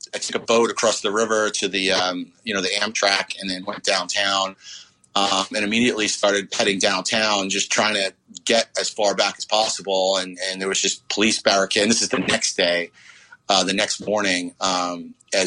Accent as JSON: {"language": "English", "town": "New York City", "region": "New York", "country": "United States", "tie": "born or raised there", "said": "I'm coming from Marine Park, Brooklyn, which is just a neighborhood of cops and firemen"}